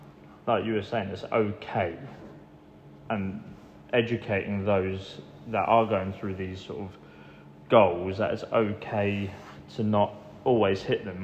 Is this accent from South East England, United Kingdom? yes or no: no; Great Hockham, East of England, United Kingdom; also born or lived in Johannesburg, South Africa; I've grown up around the area, yeah. Yeah, I grew up in Great Hartham, which is near Wrentham